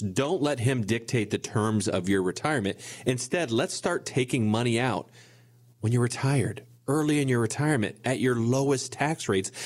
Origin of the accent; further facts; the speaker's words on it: Bellefontaine, Ohio, United States; we're from a small town. I, I, you guys may or may not have heard of it. I, I'm from Belle Fountain, Ohio